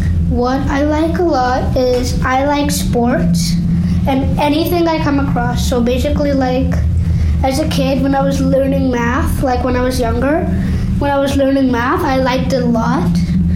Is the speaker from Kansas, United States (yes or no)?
yes; Kansas, United States; born there; I am from India, and I'm Hindu. I was born in Kansas, and I have a lot of friends.